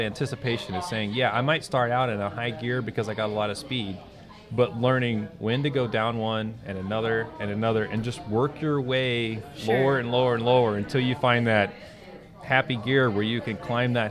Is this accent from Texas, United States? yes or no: yes; Austin, Texas, United States; moved away; I'm a Texas guy. I grew up in the South.